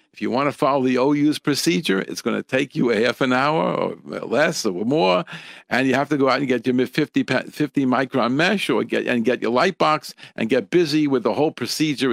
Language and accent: English; United States; from where I grew up here in America